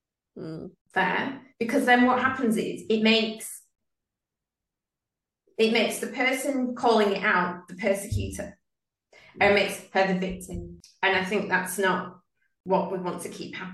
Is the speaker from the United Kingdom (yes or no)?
yes; United Kingdom; now in Sydney, Australia; Actually, I'm from the UK. I was born there.